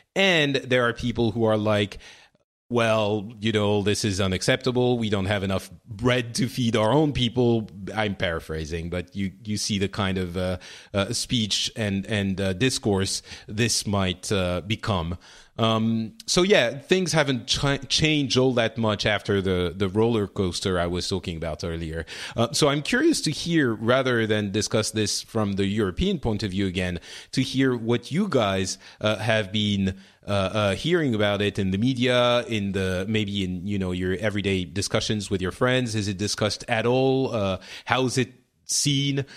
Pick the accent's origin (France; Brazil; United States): France; I'm from France